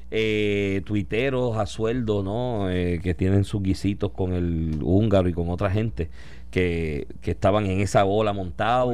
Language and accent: Spanish; Puerto Rico; siendo nosotros colonia de Estados Estados Unidos. Si Estados Unidos tiene una crisis económica, ¿qué nos va a pasar a nosotros aquí?